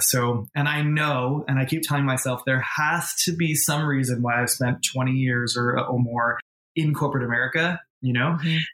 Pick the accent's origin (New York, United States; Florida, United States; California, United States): New York, United States; moved away as an adult; also born or lived in Boston / Los Angeles; I was born in New England, grew up in New York, and then became an adult